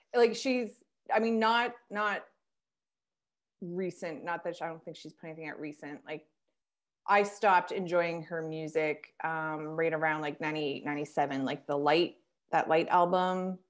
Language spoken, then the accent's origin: English; Canada; I'm a Canadian girl